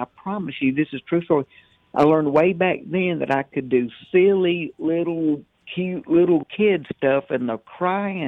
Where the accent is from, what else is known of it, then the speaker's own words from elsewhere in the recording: the South, United States; now in Mobile, Alabama, United States; I'm from the South